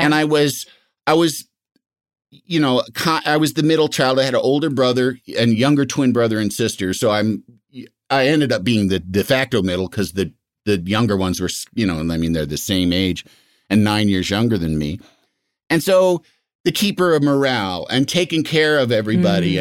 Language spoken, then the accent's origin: English; Yorkville, Illinois, United States; moved away; I'm from Yorkville